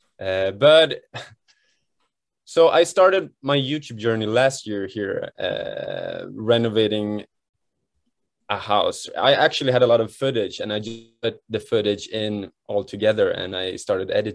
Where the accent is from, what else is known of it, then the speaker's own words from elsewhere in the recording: Sweden; now in Japan; I'm born and raised in Sweden